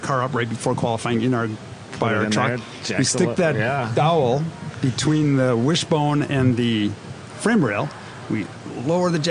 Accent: Wisconsin, United States; Him and I grew up together in Wisconsin.

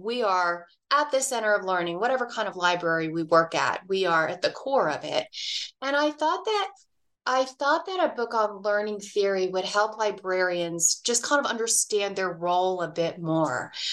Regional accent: Dallas, Texas, United States; now in Reno, United States; I grew up in Dallas, Texas

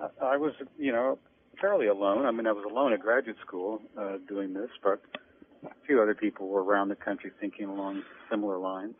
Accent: Great Plains, United States; also born or lived in Mojave Desert, California / Kansas / New England; I'm a native of uh, the Mojave Desert, California. My parents were Dust Bowl refugees. We went out there in the 1930s, and I was born in 1941. Uh, but I grew up on the Great Plains

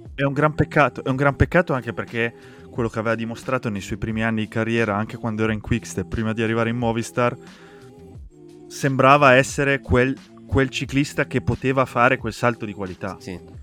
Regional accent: Asti, Piedmont, Italy; io sono originario di Asti

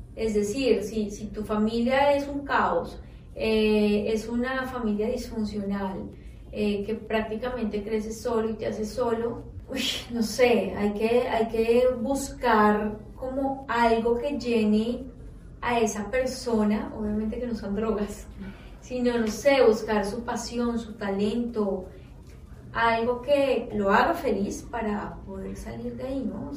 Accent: Colombia; hablando como colombiana

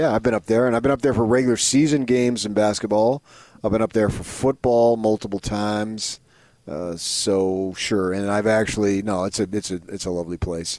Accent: New Jersey, United States; now in Utah, United States; I've come to know and love Idaho a lot more than I ever would have thought of growing up in New Jersey.

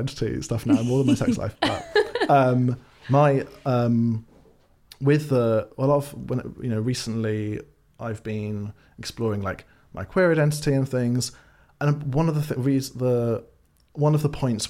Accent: Swansea, Wales, United Kingdom; I grew up in Swansea in Wales, nice. In South Wales

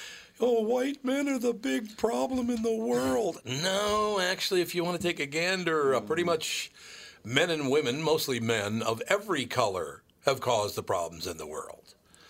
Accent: Minnesota, United States; There's Amy Klobuchar, and I know her because, you know, we're from Minnesota.

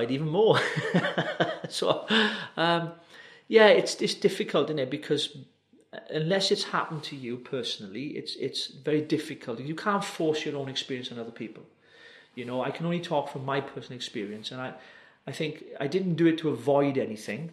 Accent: Wales, United Kingdom; a Welshman, as I am

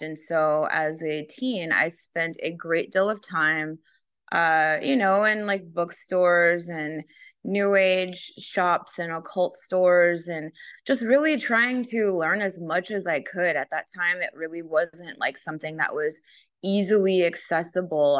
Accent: Los Angeles, California, United States; I grew up in Southern California and Los Angeles, so spend a lot of time in Venice Beach.

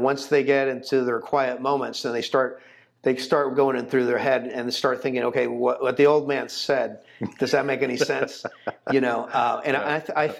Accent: Jacksonville, Florida, United States; moved away as an adult; also born or lived in Chicago, Illinois / Houston, Texas; I was there till I was 10 years old, and then we moved to Florida.

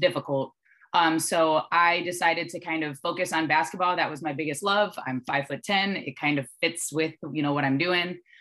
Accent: Dearborn Heights, Michigan, United States; moved away as an adult; now in Texas, United States; I was the kid from the Heights

